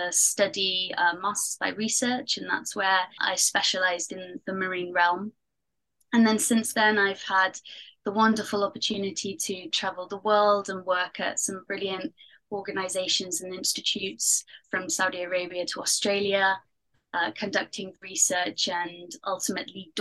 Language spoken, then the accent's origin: English; Pembrokeshire, Wales, United Kingdom; moved away; also born or lived in Canary Islands; I'm from Pembrokeshire in Wales. And so I grew up next to the ocean.